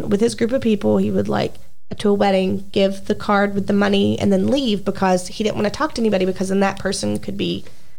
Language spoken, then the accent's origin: English; Kentucky, United States; I'm from Kentucky